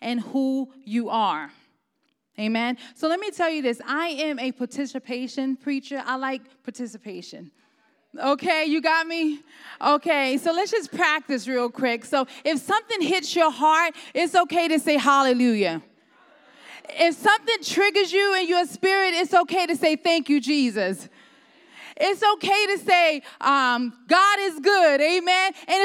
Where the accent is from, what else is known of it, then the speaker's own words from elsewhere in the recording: New York City, New York, United States; moved away as an adult; now in Ohio, United States; I'm originally from New York. I lived there for probably 25 years. I was born and raised there.